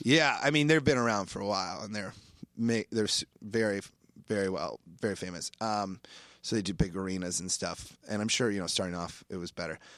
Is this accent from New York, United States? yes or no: no; Iowa, United States; moved away; I grew up in Iowa fishing a lot